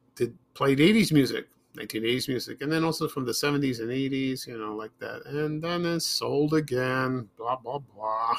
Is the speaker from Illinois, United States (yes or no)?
yes; Chicago, Illinois, United States; when we moved from South Shore to Roseland in the South Side, Chicago